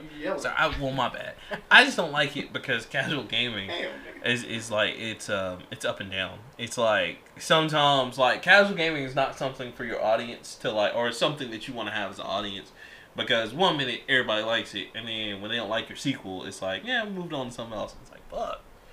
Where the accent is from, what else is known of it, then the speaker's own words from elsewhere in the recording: Montgomery, Alabama, United States; I'm from Montgomery now